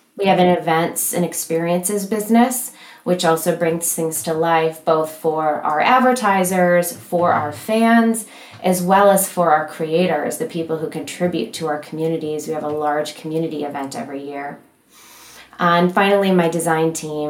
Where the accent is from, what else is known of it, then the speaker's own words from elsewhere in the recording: Michigan, United States; I'm from Michigan, very proud of it.